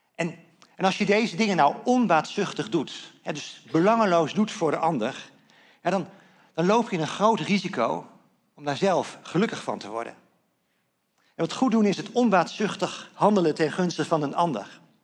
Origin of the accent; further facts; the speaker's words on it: Netherlands; als Nederlanders